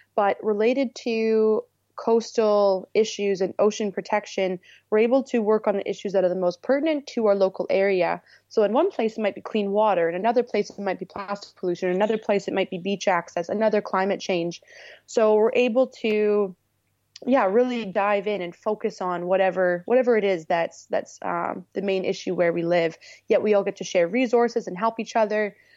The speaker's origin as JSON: {"language": "English", "area": "Manitoulin Island", "region": "Northern Ontario", "country": "Canada", "tie": "born or raised there", "also_born_or_lived": "Tofino, British Columbia", "moved": "as an adult", "said": "I moved to Northern Ontario to the Great Lakes, to another island called Manitoulin"}